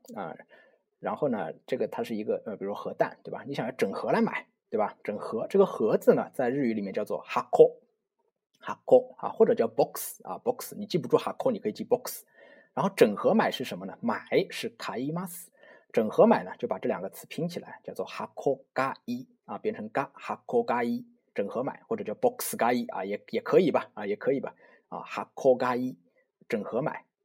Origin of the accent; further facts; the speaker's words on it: China; 绝对是不如我们中国人发音这么纯正的啊。